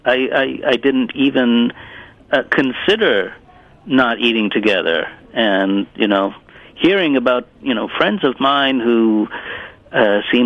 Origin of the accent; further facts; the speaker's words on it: New York, United States; first language Italian; English is a second language; also born or lived in Italy; now in Sarasota, United States; my parents moved again to New York. And from that point on, I pretty much grew up in the States